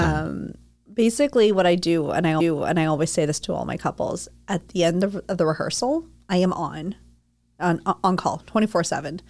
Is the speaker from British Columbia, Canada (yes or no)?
no; Toronto, Ontario, Canada; moved away; Now I'm from Toronto